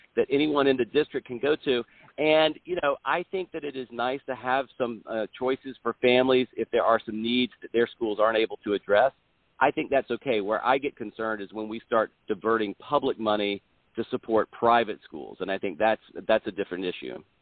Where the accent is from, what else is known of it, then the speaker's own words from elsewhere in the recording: South Carolina, United States; I'm originally from South Carolina, but I, I moved away for college and law school, and then moved to, back to Columbia in 2000.